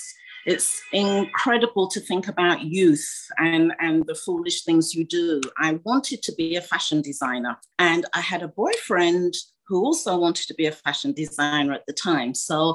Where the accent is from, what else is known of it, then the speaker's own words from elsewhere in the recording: Ghana; you know, being a Ghanaian makeup, of course, my mother was horrified.